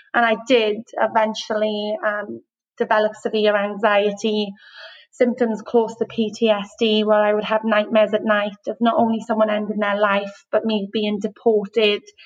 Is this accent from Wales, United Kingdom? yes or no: yes; Wales, United Kingdom; moved away as an adult; now in Australia; I'm from Wales. So um, grew up in the UK and moved to mm. Australia six years ago